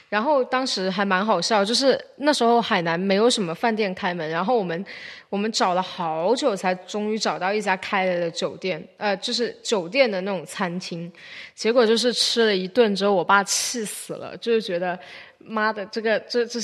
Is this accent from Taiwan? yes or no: no; Haifeng, Guangdong, China; 今年海丰简直是天壤之别呢！今年我们家乡突然间开始一种迷之，呃，什么中国苏维埃红尘的一个渲染，然后大概我可能也就大概四个月没有回去吧。